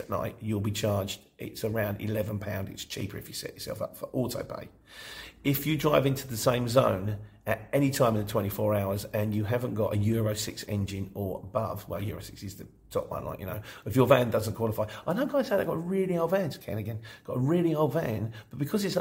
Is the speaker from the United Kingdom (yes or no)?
yes; Luton, East of England, United Kingdom; moved away; also born or lived in London; I was born in Luton, but I spent 25 years as a London street market trader